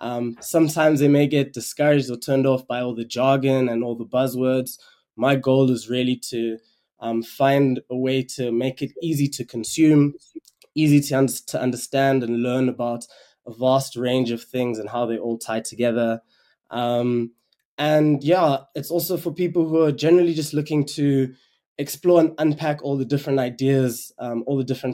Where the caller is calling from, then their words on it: Kampala, Central Region, Uganda; So I am dialing in from Kampala, Uganda. I recently moved here to pursue a couple of different opportunities. I actually also studied in Cape Town.